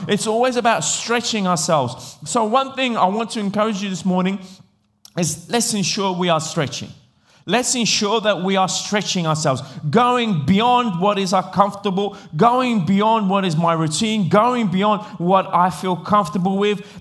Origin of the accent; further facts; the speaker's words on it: England, United Kingdom; accent: English; moved away; also born or lived in Italy; I grew up in England